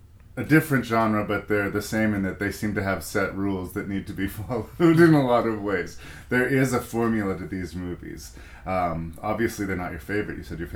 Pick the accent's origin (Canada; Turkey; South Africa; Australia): Canada; I am Canadian